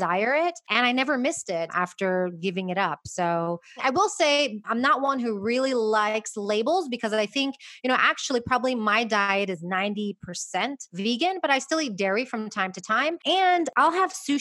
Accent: Houston, Texas, United States; moved away as an adult; now in Madrid, Spain; I'm originally from Houston, Texas

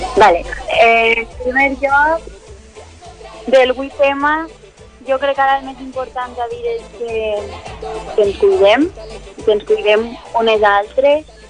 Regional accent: Valencia, Valencian Community, Spain; la Núria i jo som d'ací, nascudes a Benimaclet

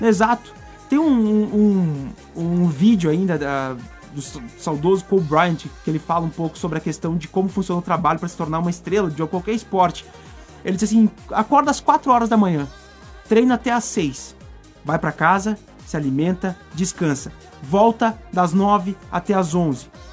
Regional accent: Brazil; Eu sou brasileiro

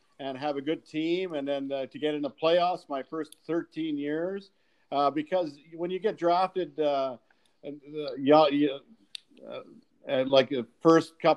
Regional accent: Saskatchewan, Canada; when I grew up in Saskatchewan

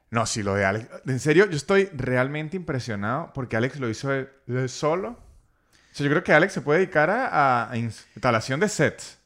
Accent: Venezuela; como venezolano

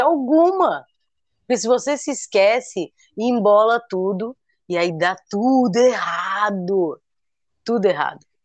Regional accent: Guarujá, São Paulo, Brazil; do meu sotaque daqui

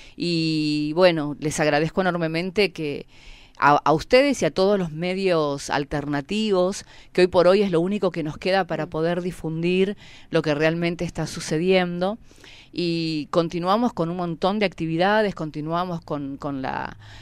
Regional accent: Pu Lof en Resistencia Cushamen, Chubut, Argentina; vengo de Pulov Resistencia Kusamen, una comunidad

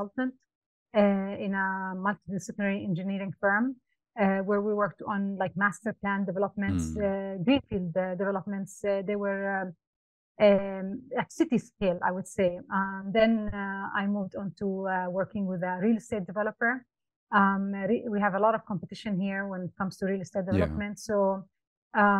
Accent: Amman, Amman Governorate, Jordan; moved away as an adult; now in Dubai, United Arab Emirates; I was born in Amman, Jordan, and I moved here in 2005, and this has been home for the past 18 years.

